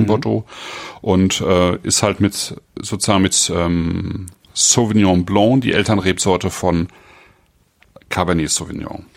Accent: Germany; bei uns in Deutschland

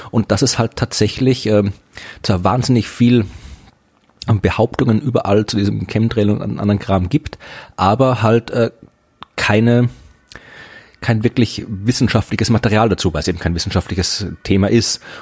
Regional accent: Thuringia, Germany; ich komme aus Thüringen

